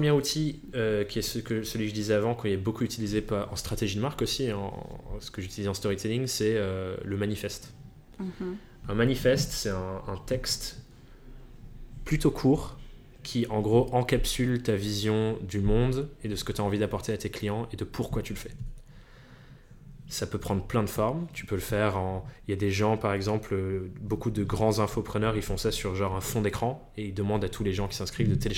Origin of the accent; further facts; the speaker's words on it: England, United Kingdom; Je suis même pas italien, je suis anglais